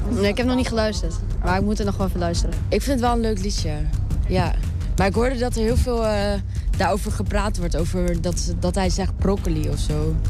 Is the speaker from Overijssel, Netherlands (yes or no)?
yes; Wierden, Overijssel, Netherlands; Ja, ik ben hier geboren. Althans, in Wierde geboren